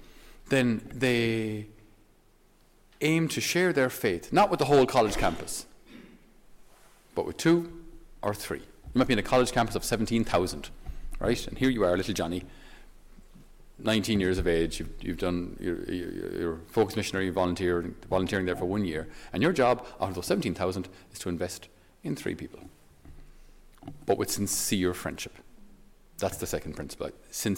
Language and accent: English; Ireland; for us as Irish people and as Irish men